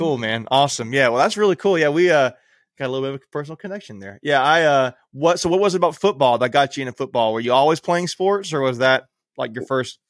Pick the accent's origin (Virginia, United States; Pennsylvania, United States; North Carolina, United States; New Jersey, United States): North Carolina, United States; New Bern; I was born in New Bern.